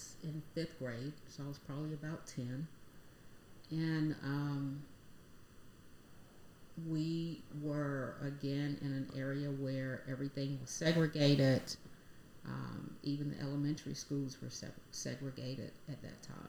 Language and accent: English; Hinesville, Georgia, United States; also born or lived in Jesup, Georgia; I was raised in Hinesville, just outside of Fort Stewart